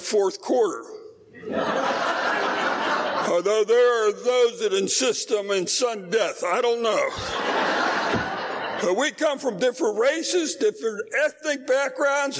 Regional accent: Pittsburgh, Pennsylvania, United States; I'm from Pittsburgh, Pennsylvania.

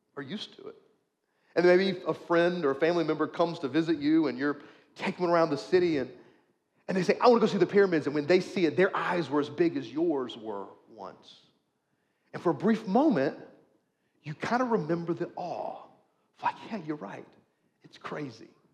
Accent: United States; we are, as an American culture, a Christian nation

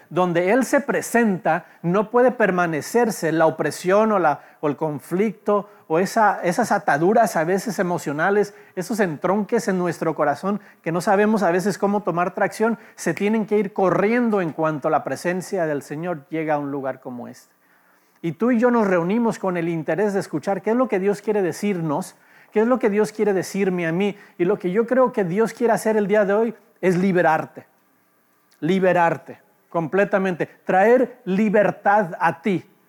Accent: Los Angeles, California, United States; also born or lived in Mexico; nací en Los Ángeles

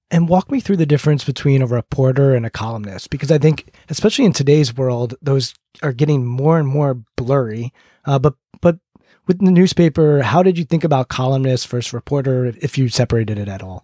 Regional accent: United States; growing up outside Washington, D C area

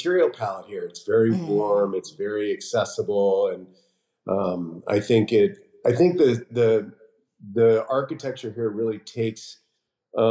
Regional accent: West Hollywood, California, United States; I grew up on the Sunset Strip in West Hollywood, so like right in the thick of it

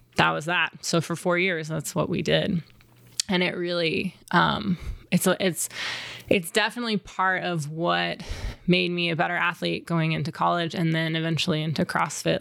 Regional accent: Wimberley, Texas, United States; I grew up outside of Austin, Texas, in a tiny little town called Wimberley

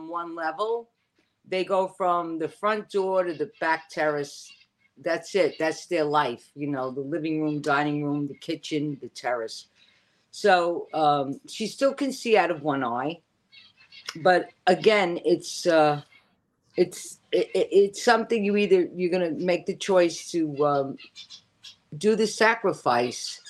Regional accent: New York City, New York, United States; also born or lived in Forest Hills, Queens; growing up, where I grew up in the Bronx, I lived off the number 2 train

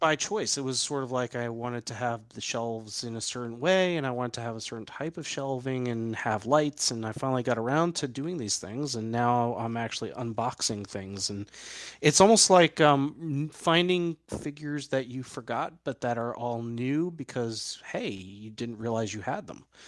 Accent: New York City, New York, United States; moved away; I was born in New York City

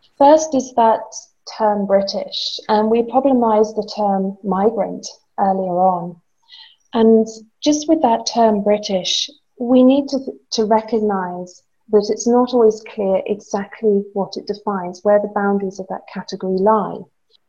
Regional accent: Guernsey; I grew up in the Channel Islands. I'm from Guernsey.

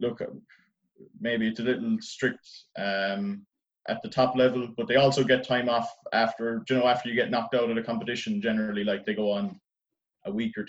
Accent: Ireland; it's part of our identity as Irish people is playing Gaelic football.

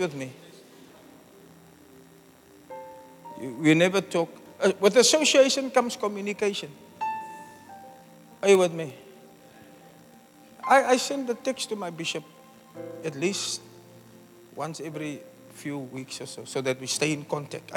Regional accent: Eitzig, Western Cape, South Africa; I'm from Eitzig, Smokkelsig.

